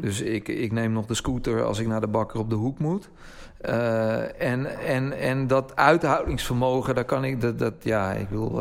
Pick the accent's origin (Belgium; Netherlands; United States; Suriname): Netherlands; als Nederlanders